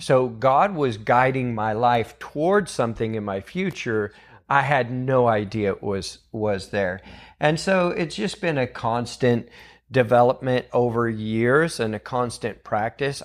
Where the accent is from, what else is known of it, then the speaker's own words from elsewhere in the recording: Weaverville, California, United States; And I grew up in Weaverville, California, so I grew up with Bill and Chris and all them.